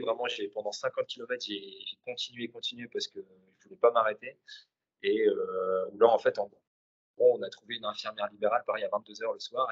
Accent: Vieux-Condé, Hauts-de-France, France; je suis nordiste. Euh, originaire de, Vieux-Condé à côté de Valenciennes

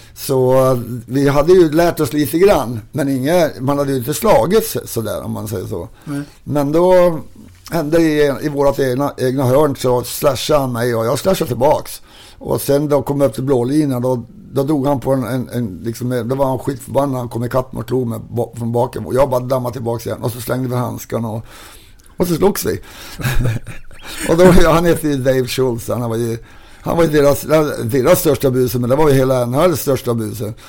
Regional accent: Kiruna, Norrbotten County, Sweden; also born or lived in Salmi; när jag växte upp i Kiruna

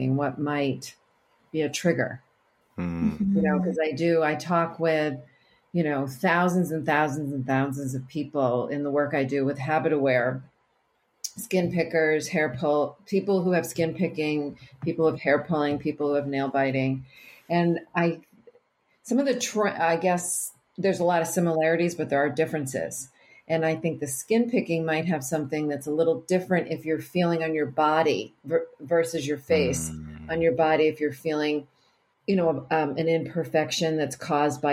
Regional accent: Barrington, Rhode Island, United States; I grew up in Barrington, Rhode Island

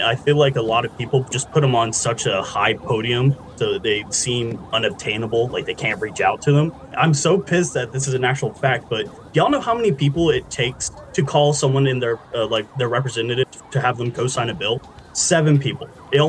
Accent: Texas, United States; I am from Texas.

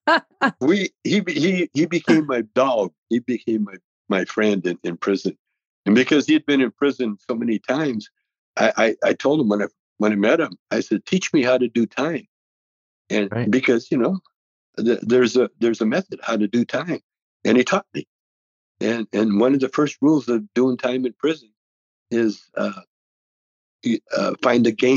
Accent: Alberta, Canada; moved away as an adult; now in United States; I grew up in Canada

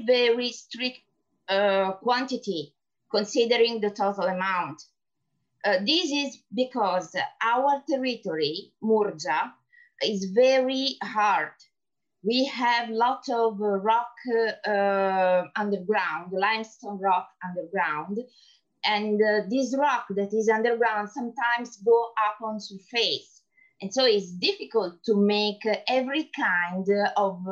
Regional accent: Apulia, Italy; English is a second language; I come from Italy, Puglia

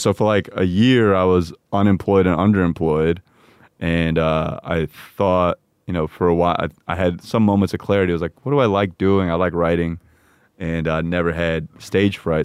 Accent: Parsippany, New Jersey, United States; growing up in Parsippany

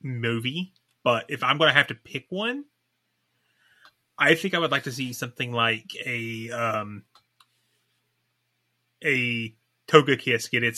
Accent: East Kentucky, United States; moved away as an adult; I grew up in East Kentucky in the 90s

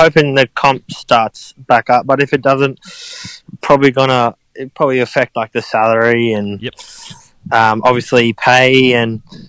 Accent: Caboolture, Queensland, Australia; born or raised there; moved away

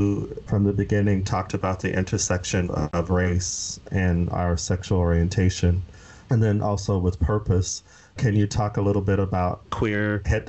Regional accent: Arizona, United States; I'm from Arizona, which as far as a Black population is small compared to other major cities

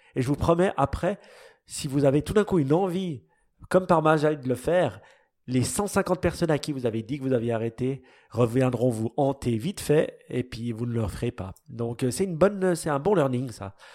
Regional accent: Switzerland; nous, les Suisses

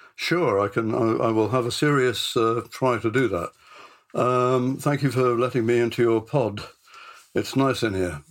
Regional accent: Bristol, South West England, United Kingdom; I came from Bristol. I comes from Bristol.

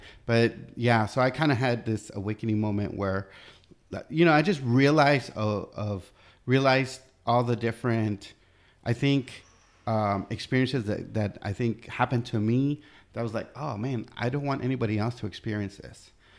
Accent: United States; no, you know, I'm American

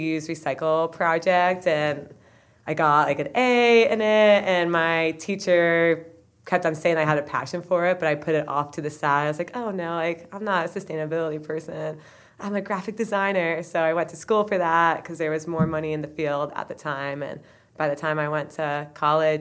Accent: Rutland, Vermont, United States; I'm from Rutland, Vermont

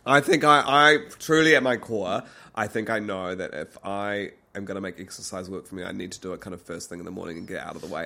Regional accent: Christchurch, Canterbury, New Zealand; moved away; we were in Christchurch. Otatahi, my hometown

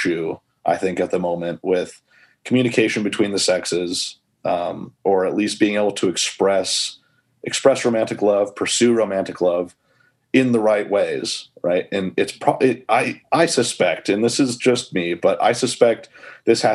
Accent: United States; I say college, I'm American, I say college.

